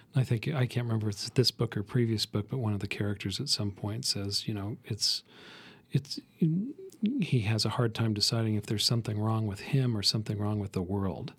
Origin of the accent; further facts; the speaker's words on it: the West, United States; I grew up in the West